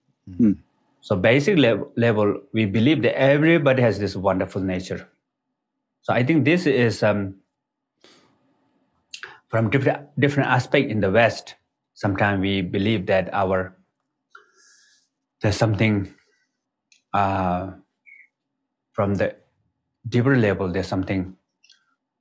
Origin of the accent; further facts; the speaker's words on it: Nepal; So I was born in Nepal. Is the border between Tibet and Nepal, actually, right next to the border of the Tibet. And all the people in my village are kind of like, they speak Tibetan language